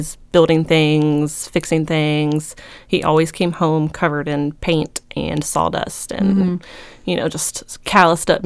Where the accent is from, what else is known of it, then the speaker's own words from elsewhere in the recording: Dinwiddie, Virginia, United States; also born or lived in Reston, Virginia / Colonial Heights, Virginia; I was raised in Dinwiddie